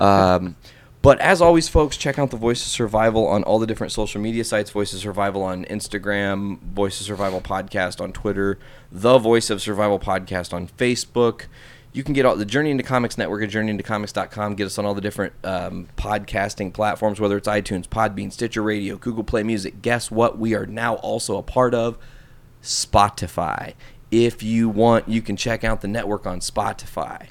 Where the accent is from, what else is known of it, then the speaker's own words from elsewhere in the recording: Northwest Indiana, United States; Northwest Indiana